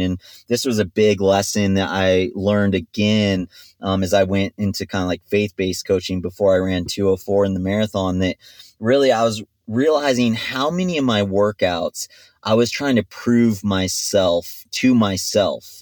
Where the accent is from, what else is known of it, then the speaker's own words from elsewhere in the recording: Big Bear Lake, California, United States; also born or lived in Stanford / Mammoth Lakes; I grew up in Big Bear Lake at altitude